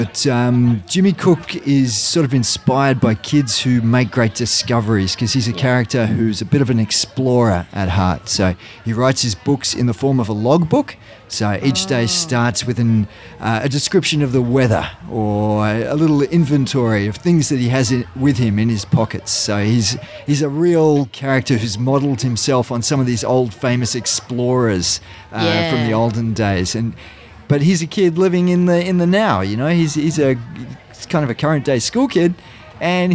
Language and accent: English; Sydney, New South Wales, Australia; also born or lived in San Francisco, United States / Los Angeles, United States; I'm originally from Sydney